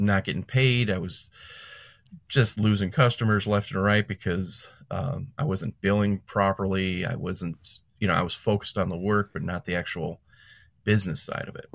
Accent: Calumet City, Illinois, United States; I grew up in Cal City, Calumet City

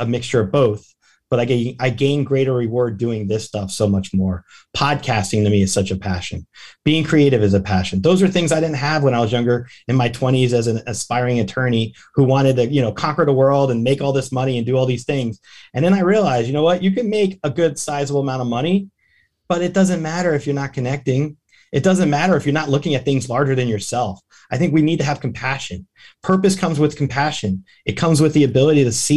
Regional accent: Tampa, Florida, United States; my hometown, Tampa

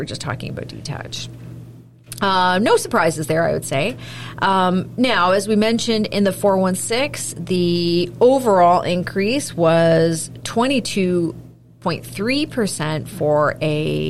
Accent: Milton, Ontario, Canada; moved away; I grew up in Milton.

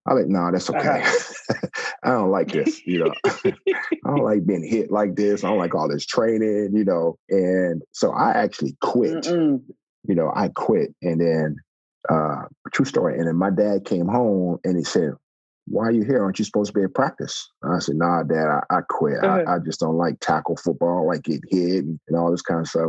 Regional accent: Texas, United States; I'm originally from Texas

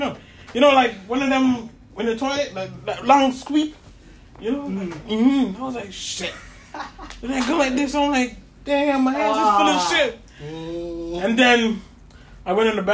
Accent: Jamaica; we're from Jamaica.

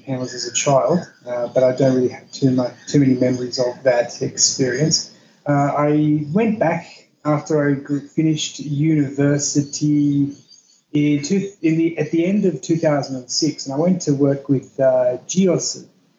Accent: Australia; I found a New Zealander, as I'm an Australian citizen

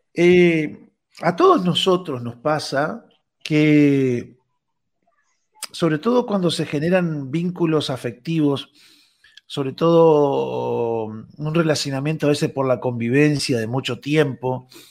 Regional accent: Rocha, Uruguay; mi pueblo, en Rocha

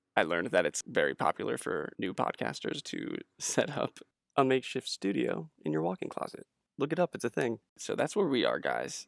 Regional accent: New Jersey, United States; moved away; I hail from New Jersey

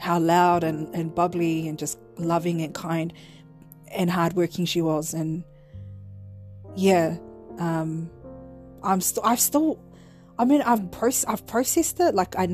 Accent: Auckland, New Zealand; I'm from Southside

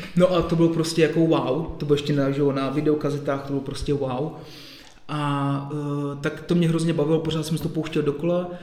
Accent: near Příbram, Central Bohemian Region, Czechia; moved away as an adult; also born or lived in Plzeň; pocházím od Příbrami

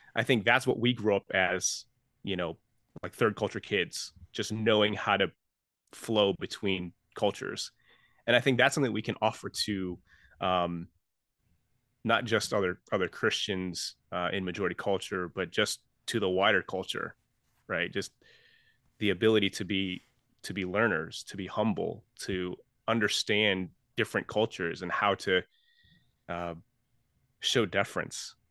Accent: Chicago, Illinois, United States; I grew up in Chinese Heritage Church in Chinatown

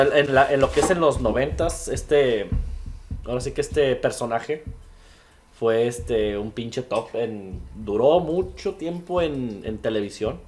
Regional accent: Tlaquepaque, Jalisco, Mexico; moved away as an adult; also born or lived in Guadalajara, Jalisco; Yo soy de Guadalajara, Jalisco, viví en Tlaquepaque, Jalisco, en un pueblito que se llama San Pedrito

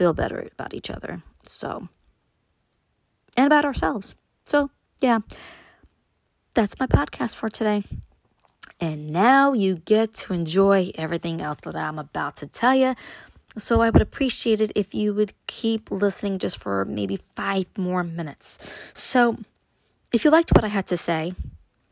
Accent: New York City, New York, United States; moved away; me growing up in Brooklyn

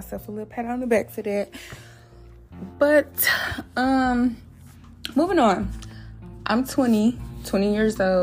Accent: Flint, Michigan, United States; I'm from Michigan, by the way. Flint, Michigan, to be exact

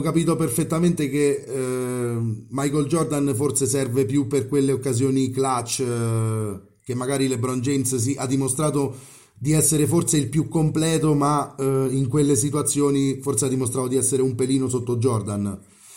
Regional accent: Rieti, Lazio, Italy; sono di Rieti

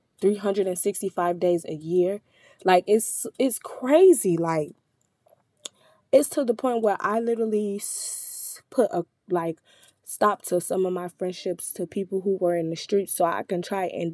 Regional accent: Chicago, Illinois, United States; I'm from Chicago, where I experience death very often

